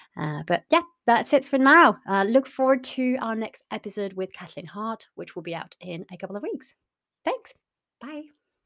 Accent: France; also born or lived in North West England; now in Southwest Scotland, United Kingdom; originally I'm from France

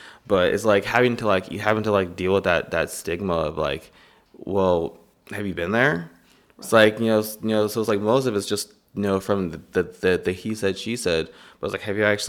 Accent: East Moline, Illinois, United States; I'm from East Moline, I'm from Watertown. That's a prime, mm-hmm. that whole area is primarily African-American, Hispanic, lower income.

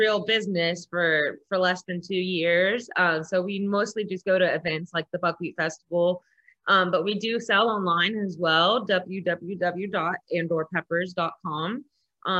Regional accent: West Virginia, United States; now in Florida, United States; I live in Florida now. I mean, I grew up in West Virginia

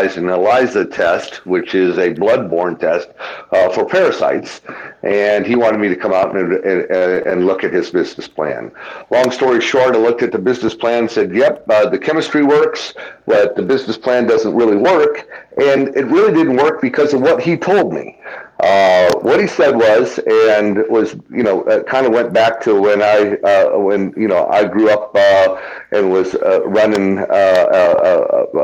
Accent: Tucson, Arizona, United States; Born and raised in Tucson, Arizona, in a small ranch out there

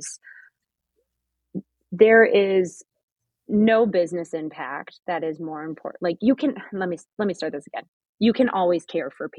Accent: Midwest, United States; I grew up in the Midwest

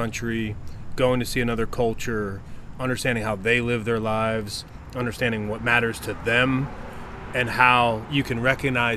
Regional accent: United States; as an American

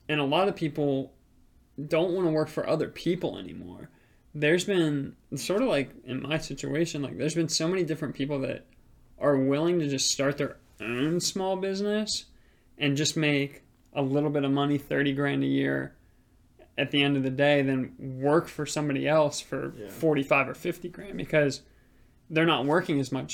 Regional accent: Virginia Beach, Virginia, United States; as a kid growing up in Virginia Beach

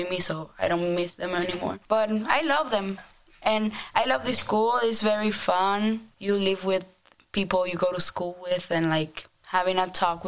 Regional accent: Dominican Republic; moved away; I'm from the Dominican Republic

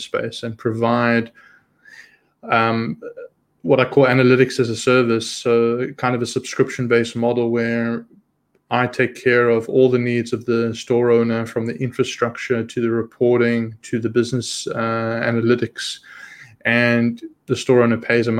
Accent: South Africa; moved away as an adult; also born or lived in Israel; So I'm originally born and raised in South Africa. At the age of 19, my family and I, we immigrated to Israel

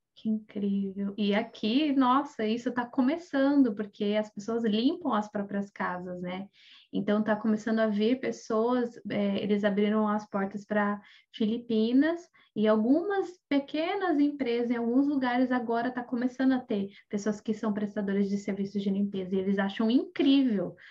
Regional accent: Brazil; moved away; muitos de nós que saímos do Brasil

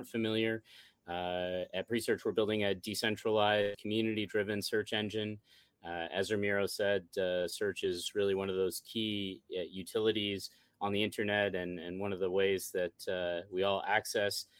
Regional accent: Midland, Ontario, Canada; my hometown, Midland, Ontario, Canada

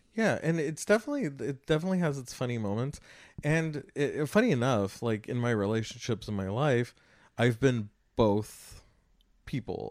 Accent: Los Angeles County, California, United States; I grew up in Los Angeles County

